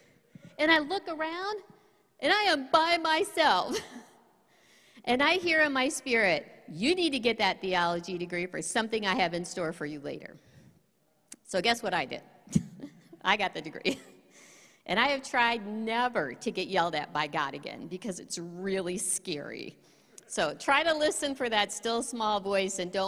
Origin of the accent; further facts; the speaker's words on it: Michigan, United States; also born or lived in Colorado / Quebec; I'm originally from Michigan. I've stayed a Michigan resident